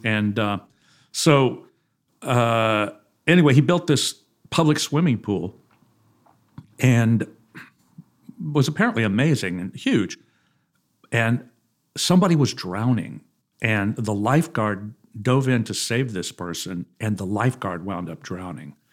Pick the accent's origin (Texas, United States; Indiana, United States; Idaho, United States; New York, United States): Texas, United States; Houston; I was born in Houston